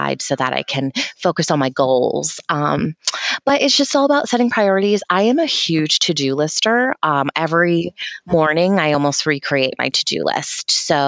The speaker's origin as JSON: {"language": "English", "region": "New Hampshire", "country": "United States", "said": "I'm from New Hampshire"}